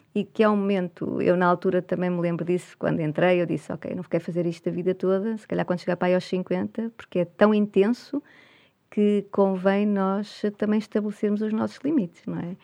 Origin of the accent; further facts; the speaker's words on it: Portugal; sendo portuguesa